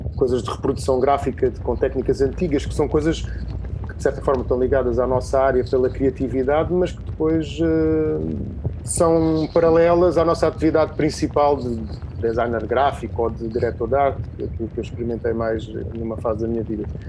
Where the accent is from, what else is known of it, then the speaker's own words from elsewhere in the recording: Setúbal, Portugal; also born or lived in Lisbon; Estou aqui na minha terra, ah, na minha casa, na Setúbal é sempre a minha casa